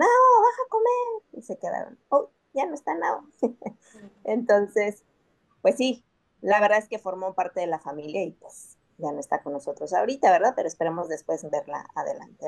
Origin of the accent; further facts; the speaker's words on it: Mexico City, Mexico; now in Playa del Carmen, Mexico; aunque vivimos aquí en Playa, muy yo somos de la Ciudad de México